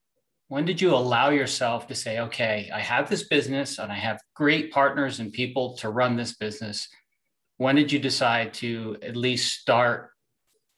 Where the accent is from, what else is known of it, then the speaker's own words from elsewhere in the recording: New York, United States; I'm an East Coaster. I'm originally from New York